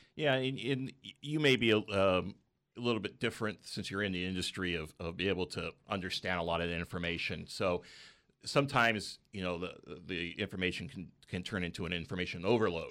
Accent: Bay Area, California, United States; moved away as an adult; now in Central Coast, California, United States; I was from the Bay Area, so we, we went back up there for the job world.

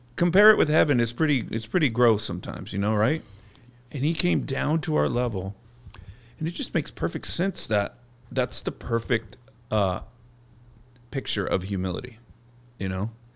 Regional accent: Bakersfield, California, United States; moved away as an adult; also born or lived in Los Angeles, California; I'm this kid from Bakersfield, California

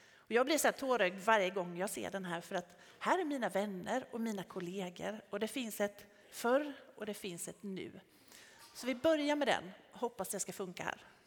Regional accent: Tenhult, Jönköping County, Sweden; jag kommer från Tenhult från början

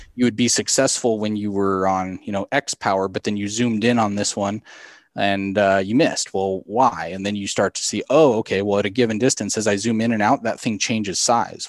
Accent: South Central Colorado, United States; I grew up in South Central Colorado on a, on a farm and ranch down there

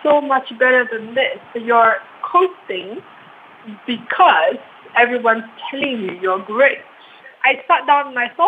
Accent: Ghana; as a Ghanaian woman

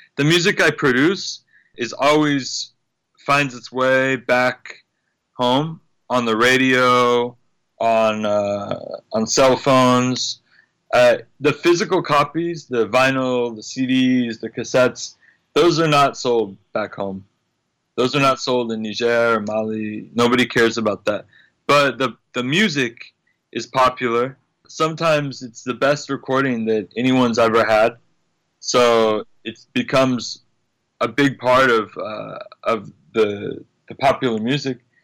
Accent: United States; I'm American

